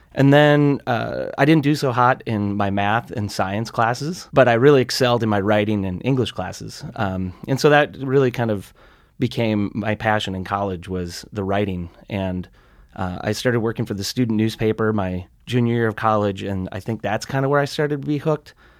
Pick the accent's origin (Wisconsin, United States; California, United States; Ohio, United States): Wisconsin, United States; Sturgeon Bay; also born or lived in Great Falls, Montana; now in Montana, United States; I grew up in a little resort community. Actually, it was kind of a blue collar, um, shipbuilding community when I was a kid. It's called Sturgeon Bay, Wisconsin